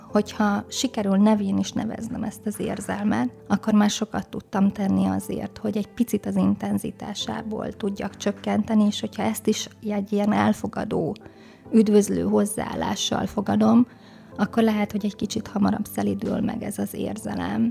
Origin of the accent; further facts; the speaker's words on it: Szabolcs-Szatmár-Bereg, Hungary; Szabolcs Szakmárbereg megyében nőttem föl egy kis városban, és én nagyon megtapasztaltam ott a Szatmári tájon